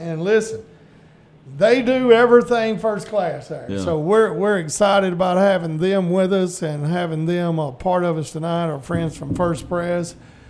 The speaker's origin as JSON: {"language": "English", "town": "Wheeler", "country": "United States", "tie": "born or raised there", "said": "he is from my hometown of Wheeler"}